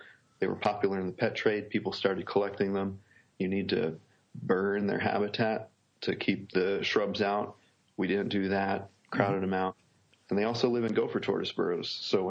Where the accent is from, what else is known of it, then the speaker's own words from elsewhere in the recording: New York, United States; now in Auburn, United States; Well, I come from New York originally, but I'm in Auburn University, Auburn, Alabama right now.